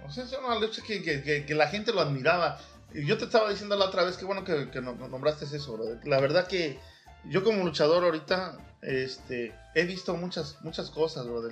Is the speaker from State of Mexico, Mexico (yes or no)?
no; Huatusco, Veracruz, Mexico; moved away; also born or lived in Mexico City; yo nací en el DF, pero también me fui a Huatusco, Veracruz